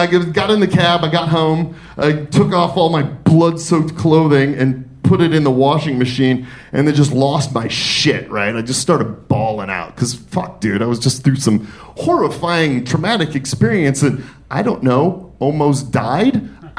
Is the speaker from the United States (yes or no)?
yes; Detroit, Michigan, United States; I'm from Detroit, and we do not stay down.